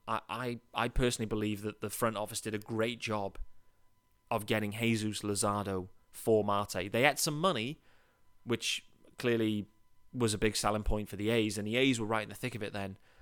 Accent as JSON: {"language": "English", "country": "United Kingdom", "also_born_or_lived": "Leeds", "said": "I'm British. I live in Leeds, in England"}